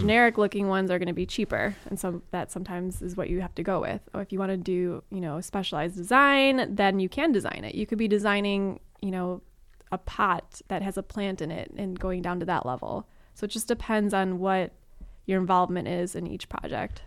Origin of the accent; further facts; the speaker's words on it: Chicago, Illinois, United States; moved away as an adult; now in Los Angeles, United States; I'm from Chicago, and so I'm used to deciduous trees